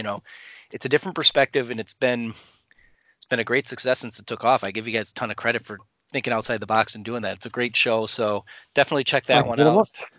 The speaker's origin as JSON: {"language": "English", "region": "Wisconsin", "country": "United States", "tie": "born or raised there", "moved": "yes", "lives_now": "Chicago, United States", "said": "being a Chicago person, living in Chicago, but growing up in Wisconsin"}